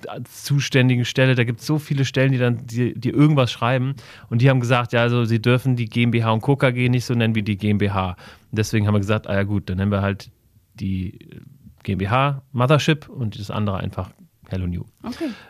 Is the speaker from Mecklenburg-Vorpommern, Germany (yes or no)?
no; Wiesbaden, Hesse, Germany; born there; Ich bin in Wiesbaden geboren. Wir sitzen gerade in Wiesbaden.